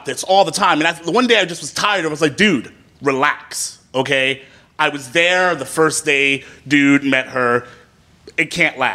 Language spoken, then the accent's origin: English; Brooklyn, New York, United States; I was in Manhattan because I'm from Brooklyn. And it was my first time to travel to Manhattan by myself